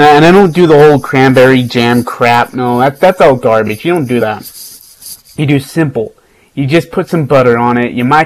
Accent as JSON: {"language": "English", "country": "India", "moved": "yes", "said": "I'm from India"}